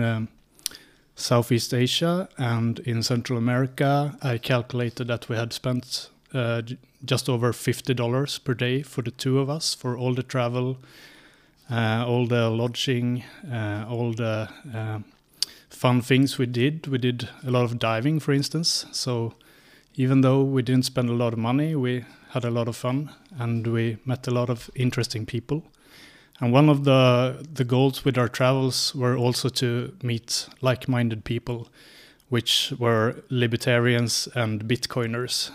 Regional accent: Sweden; moved away as an adult; also born or lived in Linköping; now in Prague, Czechia; I'm from Sweden. So I grew up in a small village in Sweden

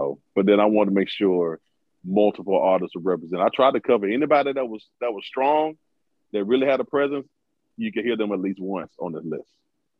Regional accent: the South, United States; because I'm from the South, so the only ones that I'm mostly familiar with outside of my favorites are releases

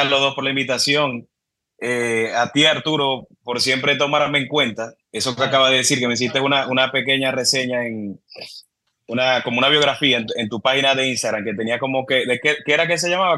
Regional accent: Cabimas, Zulia, Venezuela; moved away as an adult; also born or lived in Maracaibo, Venezuela; now in Dominican Republic; yo, nací en Maracaibo, y viví en Maracaibo hasta los cinco años y de Maracaibo me fui para Cabimas.

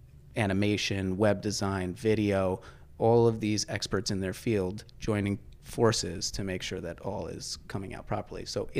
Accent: New Paltz, New York, United States; also born or lived in Highland, New York / Kingston, New York; born and raised

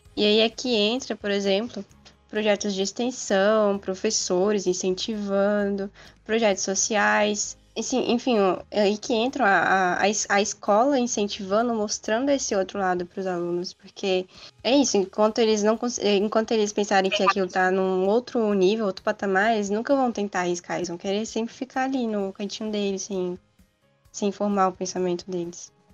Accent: Federal District, Brazil; moved away as an adult; now in Campinas, Brazil; eu sou do Distrito Federal. E a universidade que eu tô agora é em São Paulo

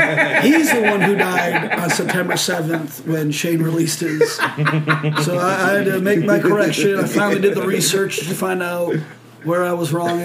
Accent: Detroit, Michigan, United States; we're from Detroit.

